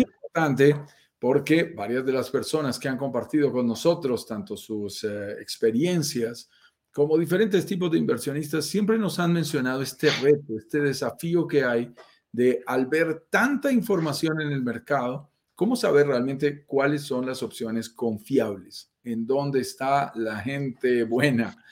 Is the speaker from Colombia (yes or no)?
yes; Colombia; accent: Colombian; also born or lived in Bogotá, Colombia; Yo soy colombiano, lo notarás en mi acento, vivo en Bogotá, Colombia